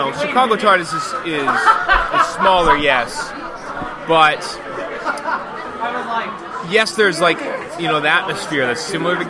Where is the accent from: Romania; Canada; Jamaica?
Canada; I come from Canada.